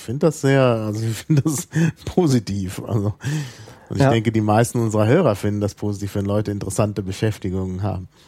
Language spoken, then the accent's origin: German; Berlin, Germany; als äh, Berliner